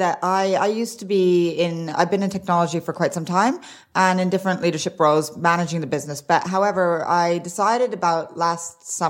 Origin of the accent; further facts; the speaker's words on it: Arizona, United States; also born or lived in Sweden / Norway; I grew up in Arizona. Well, actually, I grew up everywhere. So I grew up in five different countries, but I mainly grew up in Arizona and in Sweden. A little bit in Norway as well.